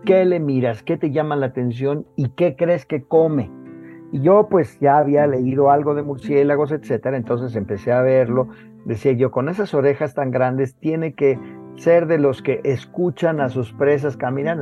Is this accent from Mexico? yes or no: yes; Mexico; Como mexicano